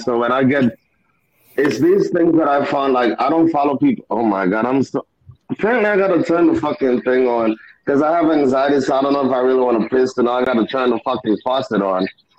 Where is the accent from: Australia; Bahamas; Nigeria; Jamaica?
Jamaica; I'm Jamaican, so I'm not really black.